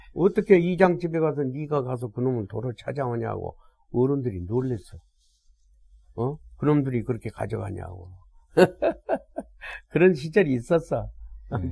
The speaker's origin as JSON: {"language": "Korean", "town": "Haenam", "region": "South Jeolla", "country": "South Korea", "moved": "yes", "lives_now": "Seoul, South Korea", "said": "나는 해남이고"}